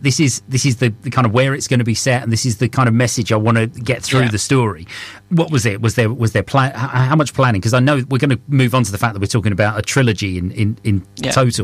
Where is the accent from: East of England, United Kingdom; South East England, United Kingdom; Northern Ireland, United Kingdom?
East of England, United Kingdom; Essex; I'm from Essex